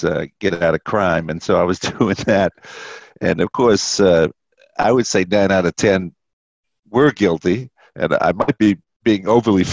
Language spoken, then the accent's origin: English; Boston, Massachusetts, United States; I grew up in Boston in public housing